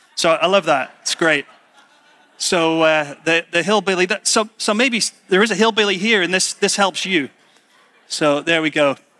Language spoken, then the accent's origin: English; United Kingdom; being British